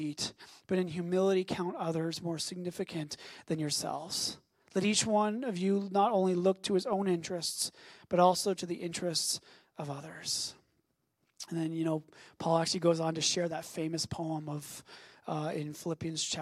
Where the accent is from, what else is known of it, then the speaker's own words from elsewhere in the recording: Canada; as a Canadian